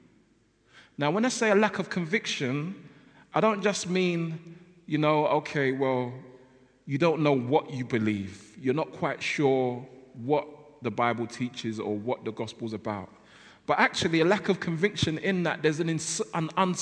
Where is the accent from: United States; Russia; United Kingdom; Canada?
United Kingdom; London; I come from South London, and I grew up in South London, and that basically means I don't pronounce my L's and my T's very well